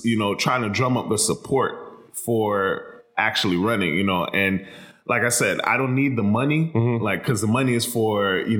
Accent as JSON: {"language": "English", "country": "Myanmar", "said": "But so I'm from Myanmar."}